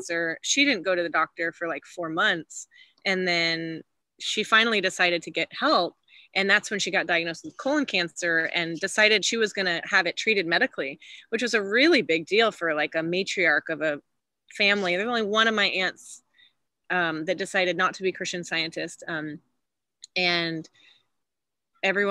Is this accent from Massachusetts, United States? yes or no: no; Austin, Texas, United States; also born or lived in Houston, Texas; I grew up in Texas, born in Houston. And then when my parents got divorced, moved to Austin, you know, before I was 10